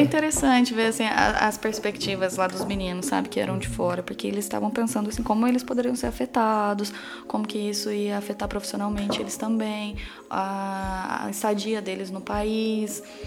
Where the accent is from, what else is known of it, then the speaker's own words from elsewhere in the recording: Brazil; moved away as an adult; also born or lived in Newcastle; eu sou brasileira